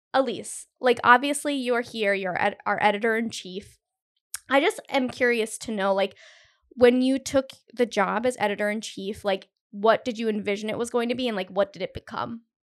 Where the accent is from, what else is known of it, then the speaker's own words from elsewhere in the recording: Cumberland, Rhode Island, United States; I grew up in Cumberland